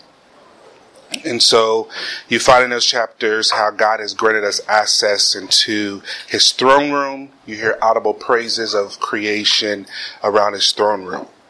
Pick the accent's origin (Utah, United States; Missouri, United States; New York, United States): Missouri, United States; Kansas City; moved away as an adult; also born or lived in the South (family); now in Cincinnati, United States; I'm originally from Kansas City, Missouri.